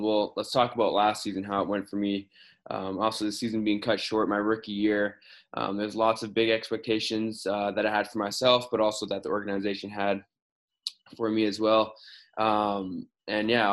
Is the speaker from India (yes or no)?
no; Winnipeg, Manitoba, Canada; moved away as an adult; also born or lived in Grand Forks, North Dakota; me being from Winnipeg